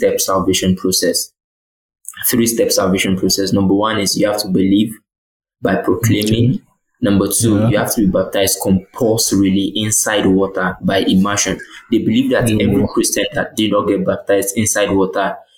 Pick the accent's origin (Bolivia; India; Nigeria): Nigeria; Ilesha, Osun; I was born and bred in Ilesha Osun State